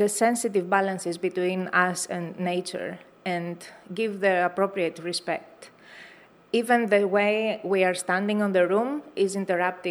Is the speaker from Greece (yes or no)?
yes; Greece; moved away; also born or lived in San Francisco; I'm coming from an island in Greece, it really feels home